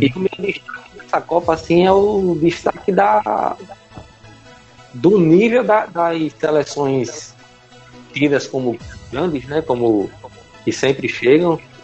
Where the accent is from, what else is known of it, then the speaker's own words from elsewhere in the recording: Brazil; como brasileiro